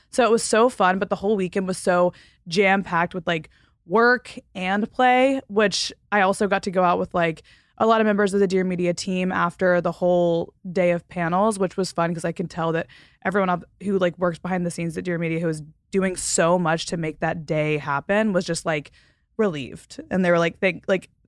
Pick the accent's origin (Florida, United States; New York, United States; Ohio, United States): Florida, United States; Panama City; born there; So, a little backstory I was born on Tyndall Air Force Base in Panama City, Florida.